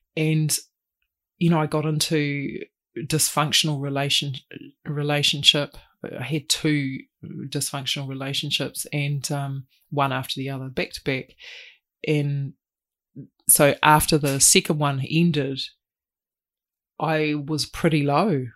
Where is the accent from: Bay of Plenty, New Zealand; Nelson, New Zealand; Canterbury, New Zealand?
Canterbury, New Zealand; Christchurch; moved away as an adult; now in Auckland, New Zealand; Born and raised, yep, spent nineteen years down there